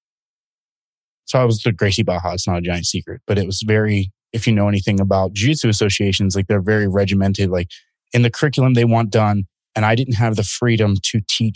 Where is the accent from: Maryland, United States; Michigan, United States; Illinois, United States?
Maryland, United States; Baltimore; moved away; Maryland, which was my hometown in Baltimore